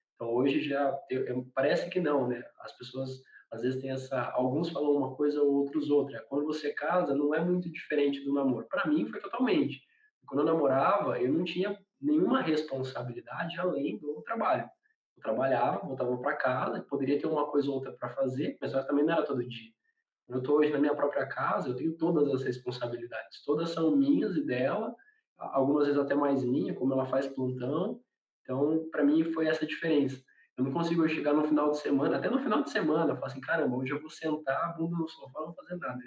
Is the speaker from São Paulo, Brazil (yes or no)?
yes; Garça, São Paulo, Brazil; nós quatro aqui, nós somos do interior de São Paulo, da cidade de Garça